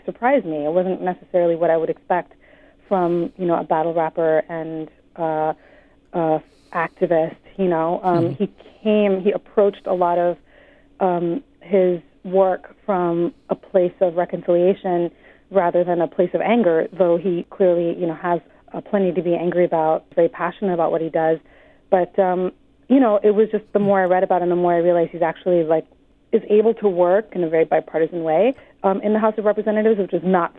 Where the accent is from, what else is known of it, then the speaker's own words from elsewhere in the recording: Los Angeles, California, United States; also born or lived in Mumbai, India; I am not from St. Louis. I'm from Los Angeles and Mumbai.